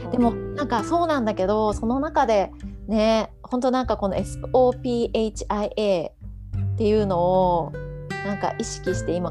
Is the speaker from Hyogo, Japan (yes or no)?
no; Hiroshima, Japan; now in Singapore; 私は広島で生まれて